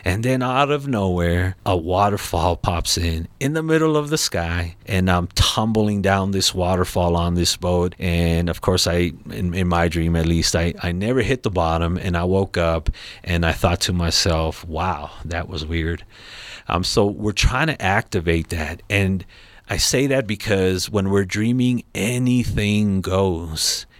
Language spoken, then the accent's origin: English; Los Angeles, California, United States; now in Colorado Springs, United States; I'm from Los Angeles, California